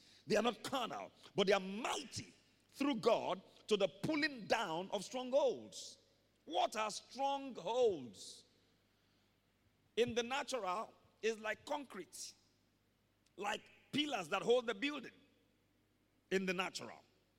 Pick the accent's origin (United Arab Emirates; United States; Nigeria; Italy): Nigeria; I can't get beyond a particular level in my career because I'm Nigerian.